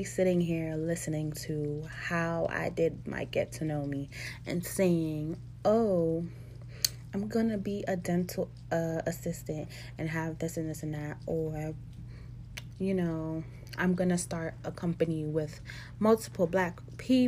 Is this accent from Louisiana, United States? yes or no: no; New York City, New York, United States; also born or lived in Jamaica (ancestry) / DMV area; now in Washington, D.C. area, United States; I'm originally from Brooklyn, New York. And I am Jamaican also. My parents are Jamaican. I currently live in the DMV area.